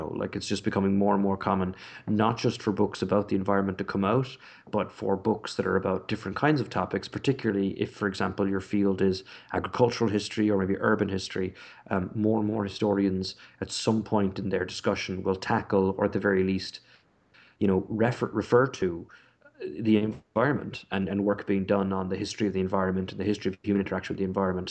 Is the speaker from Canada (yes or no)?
no; Ireland; also born or lived in Britain; now in United Kingdom; growing up in Ireland, as I did, and living in Britain